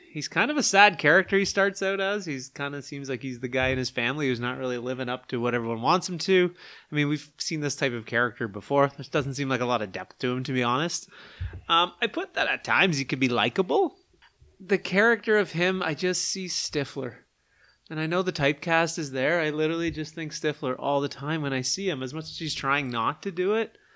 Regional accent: East Coast, United States; I really enjoy it, and probably a little bit because I'm from the East Coast.

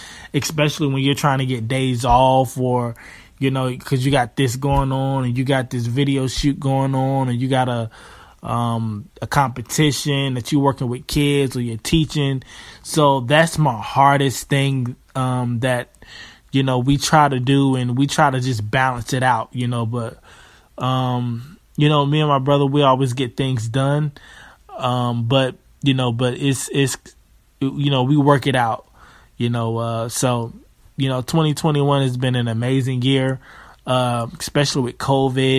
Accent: Charlotte, North Carolina, United States; I'm from Charlotte, North Carolina

